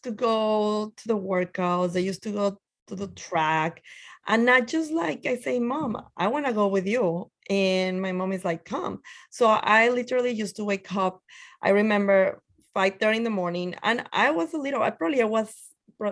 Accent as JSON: {"language": "English", "town": "Torreón", "region": "Coahuila", "country": "Mexico", "tie": "born or raised there", "second_language": "English", "moved": "as an adult", "lives_now": "New York, United States", "said": "I'm originally from Mexico, in the north side called Torreon, Coahuila"}